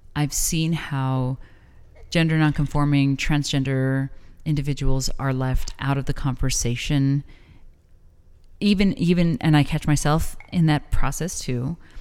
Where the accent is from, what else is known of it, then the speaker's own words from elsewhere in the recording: El Paso, Texas, United States; now in Las Cruces, United States; growing up in El Paso